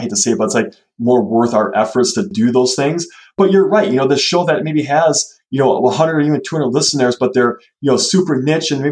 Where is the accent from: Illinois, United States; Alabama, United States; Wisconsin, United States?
Wisconsin, United States; we're from Wisconsin